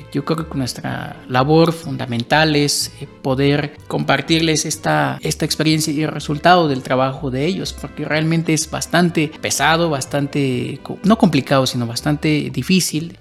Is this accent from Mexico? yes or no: yes; Tumbalá, Chiapas, Mexico; now in Mexico City, Mexico; de donde yo vengo, yo soy de Chiapas, eh, de un municipio que se llama Tumbala, ahí se produce café.